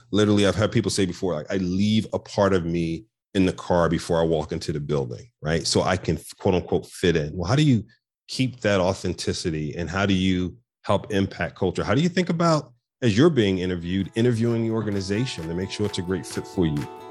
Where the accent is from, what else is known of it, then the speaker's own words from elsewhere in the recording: Philadelphia, Pennsylvania, United States; born and raised in North Philadelphia